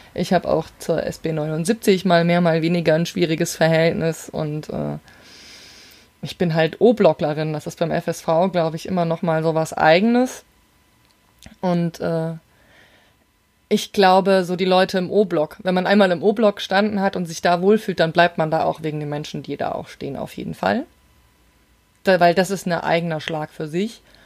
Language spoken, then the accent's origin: German; Rhine-Main area, Germany; ich komme ja aus dem Rhein-Main-Gebiet